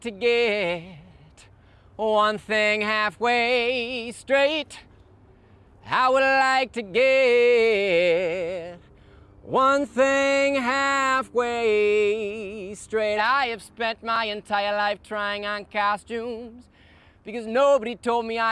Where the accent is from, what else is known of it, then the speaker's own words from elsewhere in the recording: Midwest, United States; now in Brooklyn, United States; I grew up in the Midwest, and I am based in Brooklyn, New York